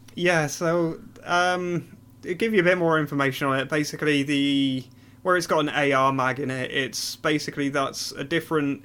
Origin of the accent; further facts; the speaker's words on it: Newcastle upon Tyne, North East England, United Kingdom; moved away as an adult; now in London, United Kingdom; I'm originally from Newcastle.